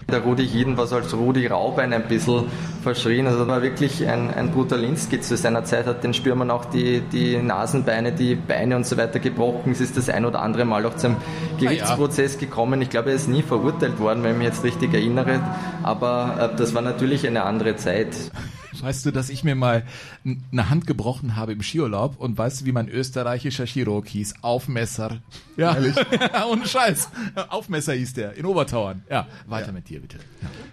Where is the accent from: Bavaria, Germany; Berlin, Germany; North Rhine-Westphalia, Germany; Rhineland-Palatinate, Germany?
North Rhine-Westphalia, Germany; Cologne; ich bin gebürtiger Kölner